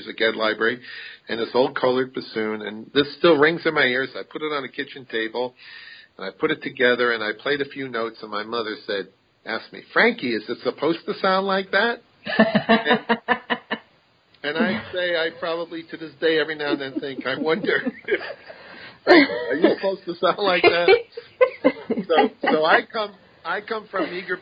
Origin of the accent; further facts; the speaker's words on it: Massapequa, New York, United States; I was born and raised on Massapequa, Long Island, which is on the south shore of Long Island